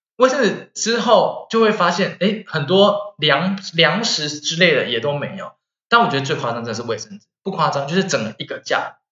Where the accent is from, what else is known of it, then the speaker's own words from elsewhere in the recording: Taiwan; now in Germany; 我们台湾人，我们历经过 SARS